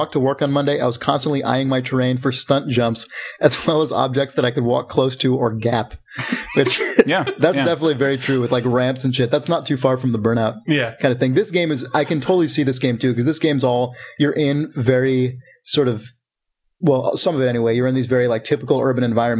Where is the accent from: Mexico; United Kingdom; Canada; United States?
United Kingdom; England; It's just a joke. I'm English. We find this shit funny.